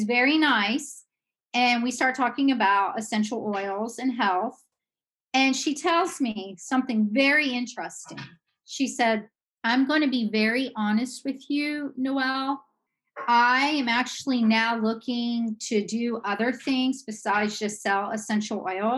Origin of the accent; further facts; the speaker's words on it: Georgia, United States; moved away as an adult; also born or lived in Idaho; now in Pennsylvania, United States; I'm from Georgia, and I'm a Southern girl